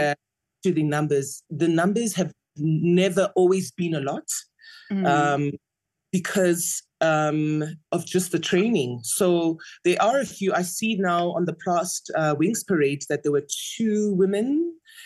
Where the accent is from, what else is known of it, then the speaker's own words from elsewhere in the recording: Mahikeng, North West, South Africa; I grew up in Mafeking